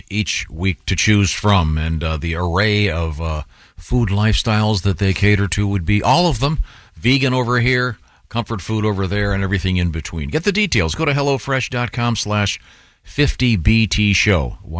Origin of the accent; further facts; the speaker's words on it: Boston, Massachusetts, United States; accent: Southern; Well, I'm from Boston, but I talk like I'm from the South.